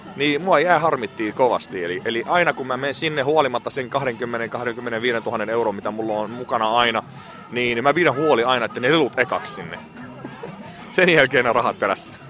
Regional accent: Syria; now in Finland; olen Syyriasta kotoisin. Suomessa ollut vuodesta 1988

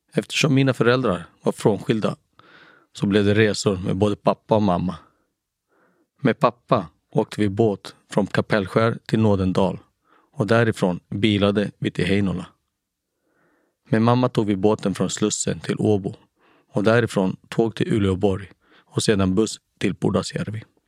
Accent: Haninge, Stockholm County, Sweden; also born or lived in Nacka; Jag föddes 1977 på Nacka sjukhus, men växte upp i Jordbro

